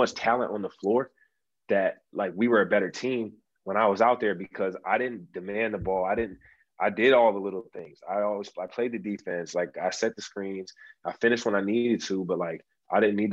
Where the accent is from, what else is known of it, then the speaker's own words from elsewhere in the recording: Auburn Hills, Michigan, United States; it was at the Palace, you know, my hometown.